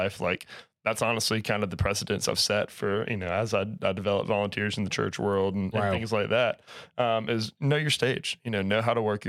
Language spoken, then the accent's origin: English; North Carolina, United States; I grew up in North Carolina